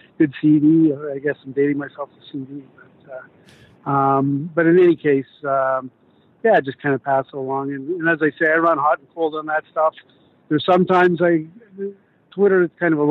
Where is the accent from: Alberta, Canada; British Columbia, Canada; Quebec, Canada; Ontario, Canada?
Ontario, Canada; Whitby; Where I'm from Whitby, and that's the next community over